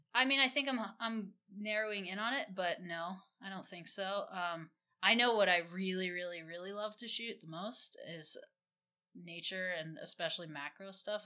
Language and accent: English; Midwest, United States; I grew up in the Midwest